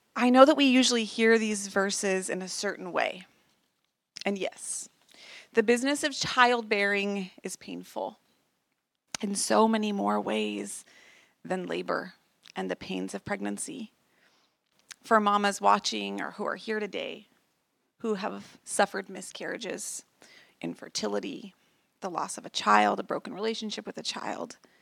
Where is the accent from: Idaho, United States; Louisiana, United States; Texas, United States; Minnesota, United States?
Idaho, United States; Idaho Falls; moved away as an adult; We had just moved back to my hometown after Zach had finished his time in the military, and we moved back to Idaho Falls